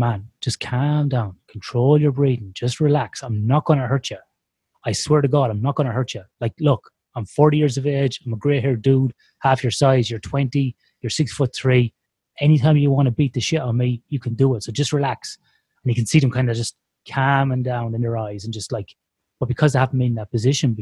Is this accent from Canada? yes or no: no; Ireland; growing up in Ireland